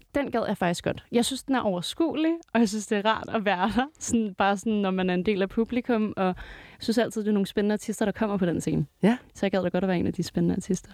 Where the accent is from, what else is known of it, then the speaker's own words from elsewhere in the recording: Greve, Zealand, Denmark; jeg- jeg er fra Greve, Sjælland